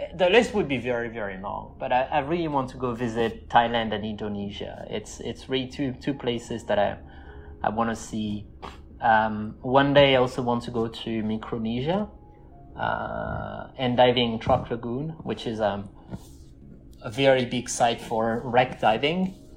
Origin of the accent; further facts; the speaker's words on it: southern France, France; moved away as an adult; also born or lived in California; I'm from the southeast